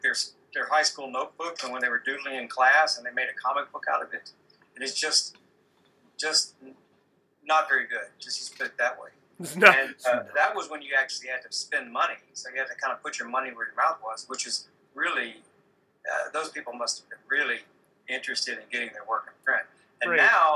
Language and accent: English; Deep South, United States; I'm from the Deep South